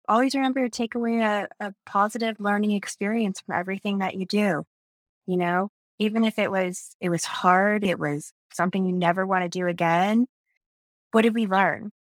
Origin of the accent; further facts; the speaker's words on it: Indiana, United States; I grew up in, uh, actually a small town in northern Indiana outside of, um, South Bend